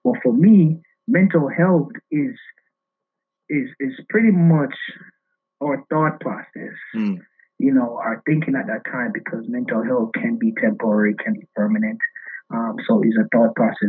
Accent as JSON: {"language": "English", "country": "Jamaica", "tie": "born or raised there", "also_born_or_lived": "Oklahoma", "moved": "as an adult", "lives_now": "New York City, United States", "said": "I was born and raised in Jamaica"}